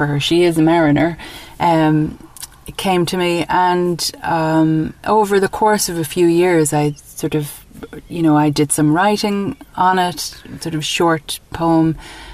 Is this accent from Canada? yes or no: no; Dublin, Leinster, Ireland; moved away as an adult; also born or lived in New York, United States; now in County Mayo, Ireland; So, yes, so I grew up in Ireland. I grew up in Dublin and went to college in Dublin.